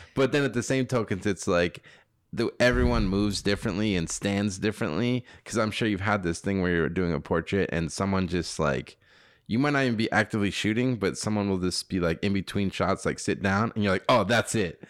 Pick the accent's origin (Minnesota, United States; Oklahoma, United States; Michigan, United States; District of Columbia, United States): Minnesota, United States; Robbinsdale; I was born in Robbinsdale, Minnesota